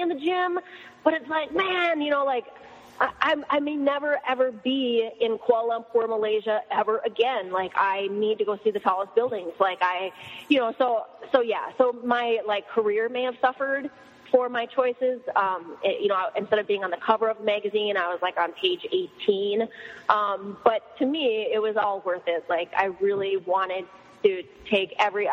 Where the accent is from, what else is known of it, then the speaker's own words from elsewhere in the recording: Minnesota, United States; I'm from Minnesota